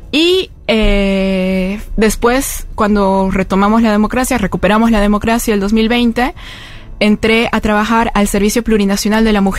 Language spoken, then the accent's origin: Spanish; La Paz, Bolivia; Bueno, yo vengo de La Paz es la sede de, gobierno en Bolivia.